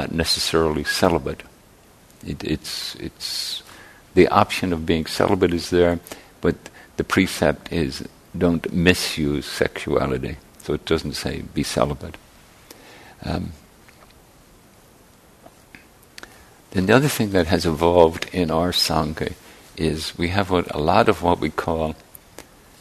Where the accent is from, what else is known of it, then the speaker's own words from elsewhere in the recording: Ireland; now in San Francisco Bay Area, United States; I grew up in Ireland, and the neighborhood was sort of a stable entity